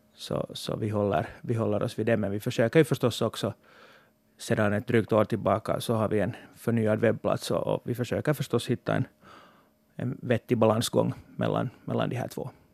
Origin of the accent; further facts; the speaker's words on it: Sarvsalö, Uusimaa, Finland; moved away as an adult; now in Helsinki, Finland; jag är hemma från Sarpsölö och, och driver också ett familjejordbruk där